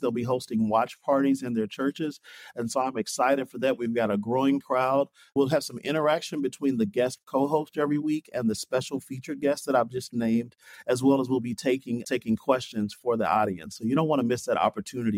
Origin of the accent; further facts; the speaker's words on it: Kentucky, United States; moved away; also born or lived in New Jersey; I call myself a Southern boy. I'm Kentucky navy, native, grew up in a, in a Christian home